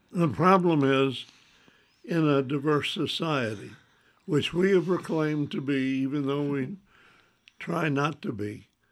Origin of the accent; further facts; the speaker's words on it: the South, United States; growing up as a Southerner